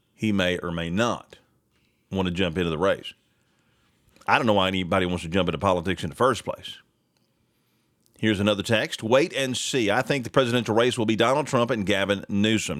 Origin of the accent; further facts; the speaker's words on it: Sayre, Oklahoma, United States; from where I grew up in Sayre, right? Sayre, America.